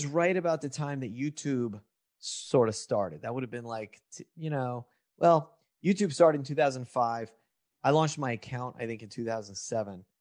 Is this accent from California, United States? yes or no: yes; Lodi, California, United States; also born or lived in Los Angeles, California; I grew up in that town and left and moved to LA to make it big when I was about 18, 19